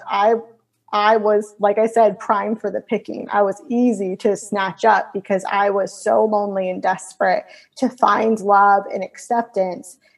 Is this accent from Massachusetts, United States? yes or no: no; Florida, United States; moved away as an adult; also born or lived in California; I'm from Florida, but I ended up in California doing some school